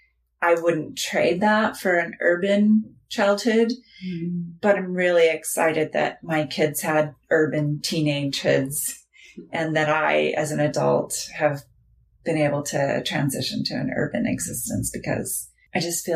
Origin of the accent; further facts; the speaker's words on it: Los Molinos, California, United States; I grew up in a little town called Los Molinos, which is in Tehama County